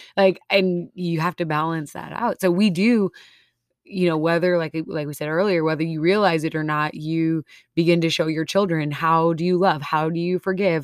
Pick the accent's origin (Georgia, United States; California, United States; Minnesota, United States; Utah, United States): Minnesota, United States; moved away; I'm from Minnesota. I still have some, uh, some of my accents